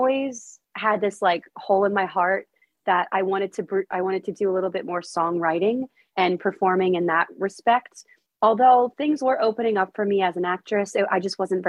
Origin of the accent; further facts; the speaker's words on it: Pennsylvania, United States; moved away as an adult; now in New York, United States; my family is in Pennsylvania